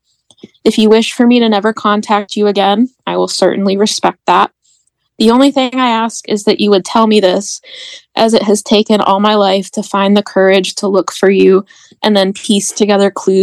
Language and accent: English; Greensburg, Pennsylvania, United States; also born or lived in Pittsburgh, Pennsylvania; I grew up in Greensburg, Pennsylvania